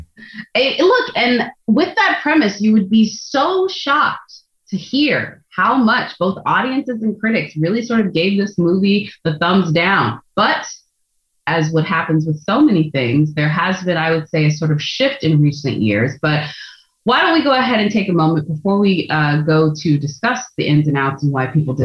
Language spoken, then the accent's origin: English; Texas, United States; now in Los Angeles, United States; I'm from Texas.